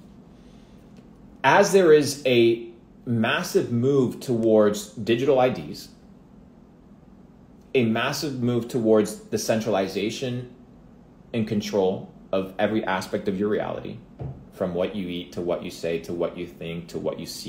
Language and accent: English; Argentina; moved away; I come from Argentina